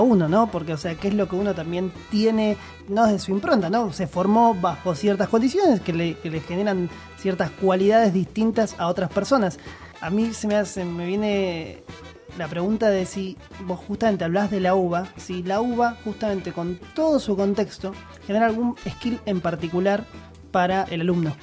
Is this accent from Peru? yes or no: no; Argentina; somos Argentina, somos un país de tercer mundo